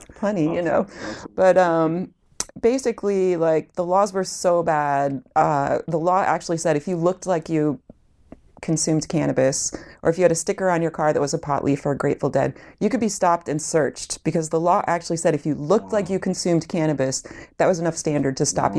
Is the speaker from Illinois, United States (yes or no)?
yes; Illinois, United States; I'm from Illinois